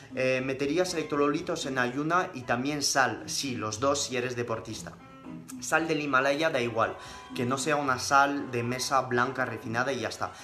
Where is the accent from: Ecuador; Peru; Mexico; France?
France; first language French; Spanish is a second language; moved away as an adult; now in Spain; mis padres son españoles, pero yo aprendí el francés, o sea, pasé 19 años viviendo en Francia